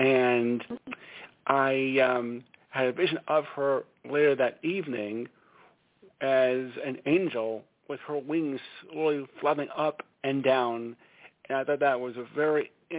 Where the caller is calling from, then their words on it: Stamford, Connecticut, United States; I'm calling from Stamford, Connecticut.